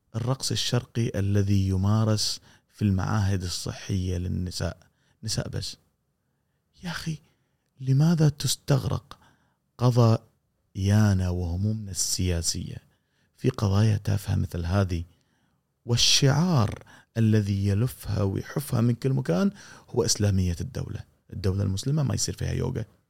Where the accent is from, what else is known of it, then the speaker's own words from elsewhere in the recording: Kuwait; انت كويتي مثلي